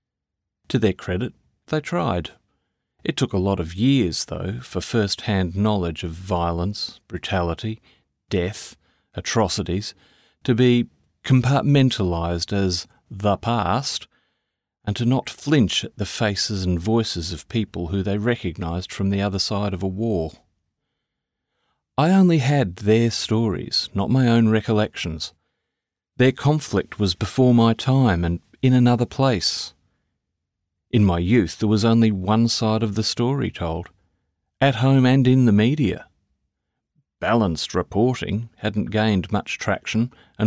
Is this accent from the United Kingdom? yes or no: no; Australia; I was born in Australia